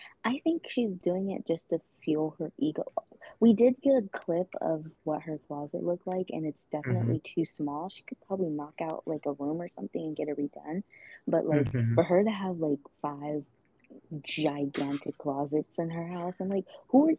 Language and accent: English; Atlanta, Georgia, United States; let's go travel up to Atlanta, my hometown.